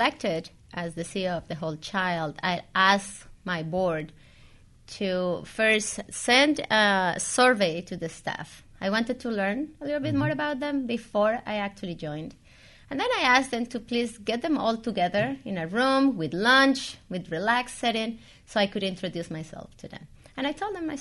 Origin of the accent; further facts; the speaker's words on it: Colombia; moved away as an adult; now in United States; I started my career back in Colombia. I'm from Colombia. I migrated to the U.S. 17 years ago.